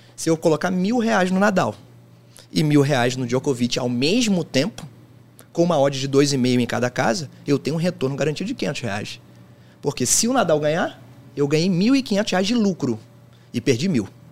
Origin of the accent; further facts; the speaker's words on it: Rio de Janeiro, Brazil; Eu sou do Rio de Janeiro